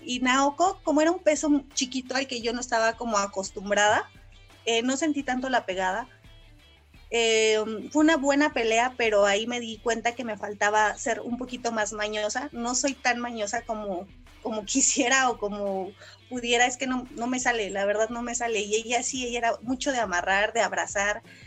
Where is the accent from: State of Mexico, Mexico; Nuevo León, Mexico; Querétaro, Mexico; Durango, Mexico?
Querétaro, Mexico; San Juan del Río; toda mi, mi niñez estuve en San Juan del Río